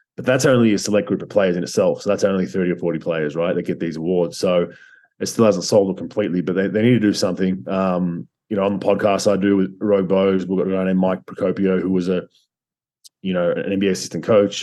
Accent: Australia; moved away as an adult; also born or lived in Croatia / United States; I was a migrant technically to the US, and um, you know, my family migrated from Croatia to Australia

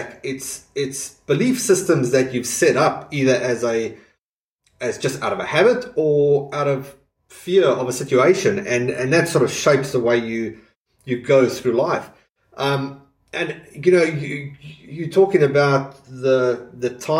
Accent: South Africa; growing up in South Africa

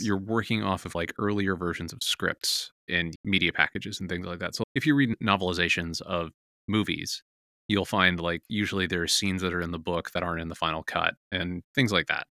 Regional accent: San Francisco, California, United States; I grew up in San Francisco, and my friends and I would go play in arcades all the time

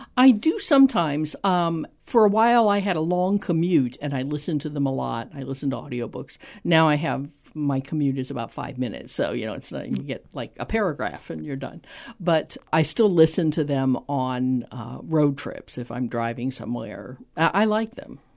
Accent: Tampa, Florida, United States; I grew up in Tampa

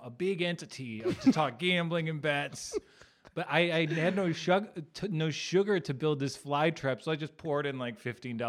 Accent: Dearborn, Michigan, United States; I'm from Dearborn, Michigan, most Muslim city in the country.

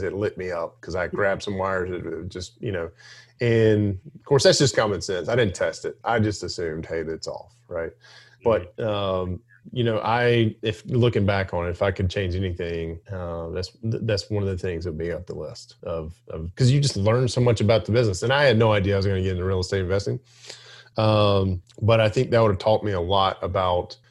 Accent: Alabama, United States; I grew up in Alabama.

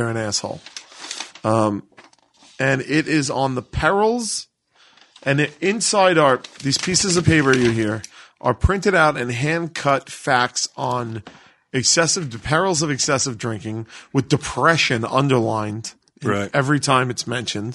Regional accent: New York City, New York, United States; I grew up in New York City

